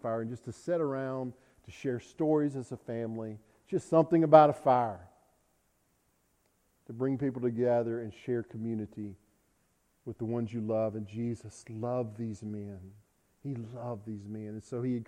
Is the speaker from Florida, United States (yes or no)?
no; South Arkansas, United States; I'm from South Arkansas.